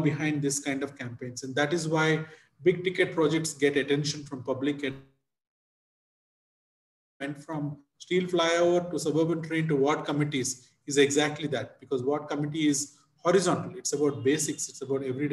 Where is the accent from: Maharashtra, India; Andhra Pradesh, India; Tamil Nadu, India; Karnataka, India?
Andhra Pradesh, India; Visakhapatnam; My hometown, Visakhapatnam in Andhra Pradesh